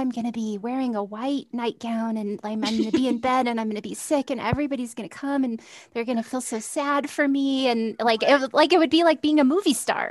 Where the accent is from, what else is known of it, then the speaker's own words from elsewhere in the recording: California, United States; moved away; the Catholic church in my hometown in California